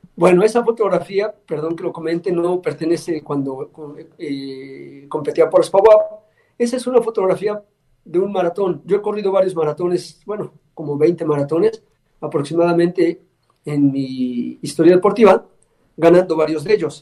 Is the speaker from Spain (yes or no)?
no; Puebla, Mexico; soy el único poblano que lo ha ganado